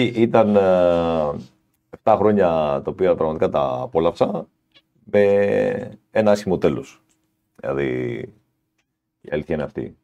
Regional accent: Larissa, Thessaly, Greece; Εγώ είμαι, ήμουν από τη Λάρισα, είμαι από τη Λάρισα

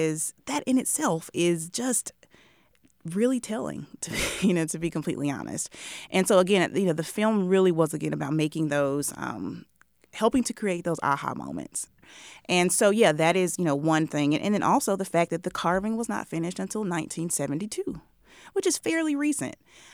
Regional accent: Mississippi, United States; I am a Southerner, born and raised Mississippian.

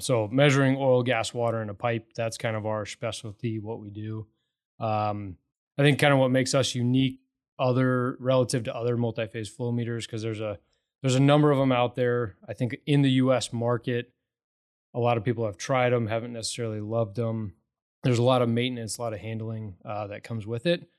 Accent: Morrison, Colorado, United States; now in Katy, United States; I grew up in Morrison, so kinda the west

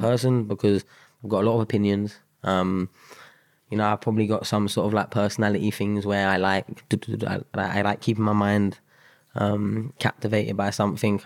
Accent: London, United Kingdom; moved away as an adult; also born or lived in Sutton / Mitcham / Spain / Sheffield; I grew up South London. Um, Bederton, uh, is, like, probably the, my main stomping ground.

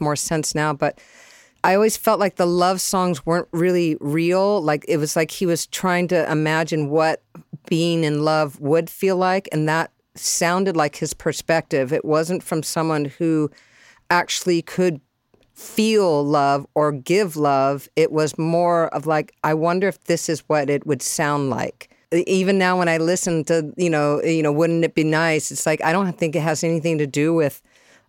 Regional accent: San Diego, California, United States; I was raised in San Diego

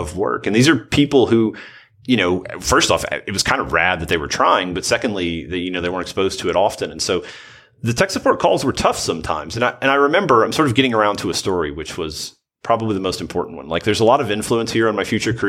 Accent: Southern Middle Tennessee, United States; I'm from the Southern Middle Tennessee area

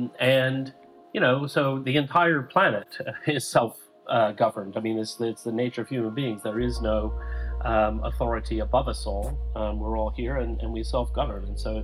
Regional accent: Huntsville, Alabama, United States; But there was a whole section of songs about Huntsville, Alabama. And I thought, oh, that's interesting. That's my hometown.

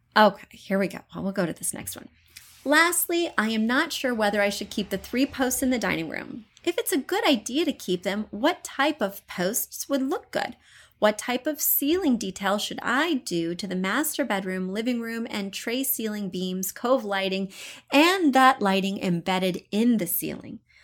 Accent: Columbia, Missouri, United States; moved away; I come from Missouri, but not even from a rural area. I'm from an urban, well, Columbia, Missouri, pretty urban part of the state

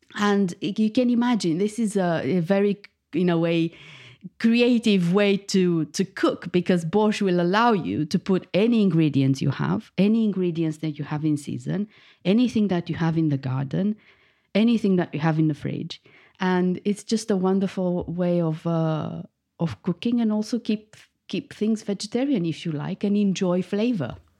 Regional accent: Bucharest, Romania; moved away as an adult; now in United Kingdom; I was born in Bucharest, the capital of Romania, and I moved to the U K fifteen years ago

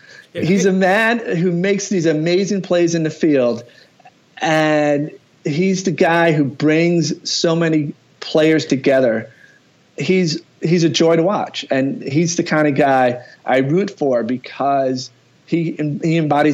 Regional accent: Fort Lauderdale, Florida, United States; also born or lived in the Bronx, New York; I was born in the Bronx on the Grand Concourse right down from the Yankee Stadium. And I grew up, when my family moved to Florida, we were in Fort Lauderdale.

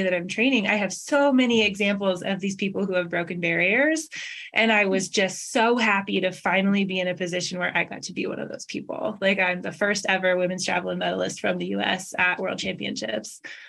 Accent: Washington, United States; So growing up, I'm from Washington State. I'm from the Pacific Northwest, but we moved a lot. Like I was born in Seattle, but we moved around a lot

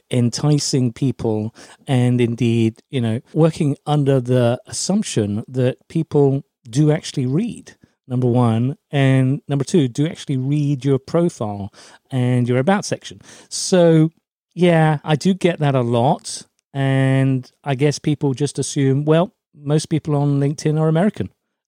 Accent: Germany; born there; So I'm an army brat, which means that I was born in Germany. I'm actually half German, half Scots, which is quite an interesting hybrid.

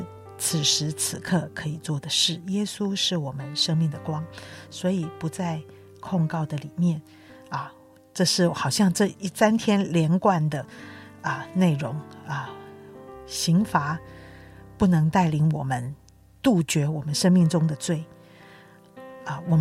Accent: China; 报应这两个字，的确是我们中国人也蛮有的想法

